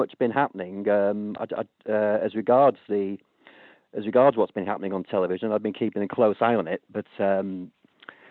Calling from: London, United Kingdom; I'm calling from London.

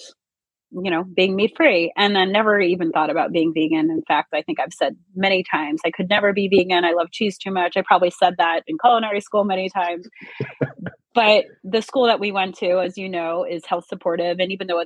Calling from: Mendham, New Jersey, United States; calling in from my home in Northern New Jersey. Live in Mendham in farm country.

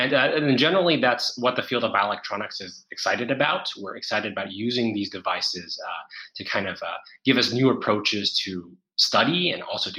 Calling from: Singapore; I'm calling in from Singapore.

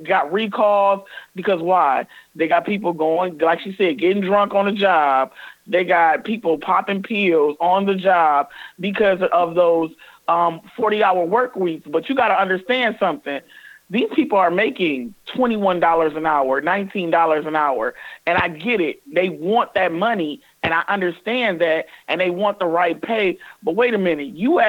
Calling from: Toledo, Ohio, United States; I'm calling from Toledo, where the strike is actually going on.

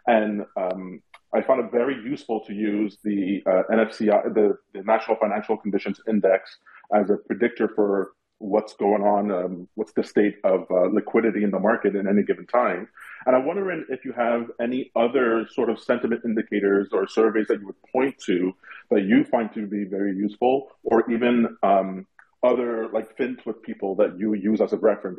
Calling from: Montreal, Quebec, Canada; I'm from Montreal. My wife and I love your show.

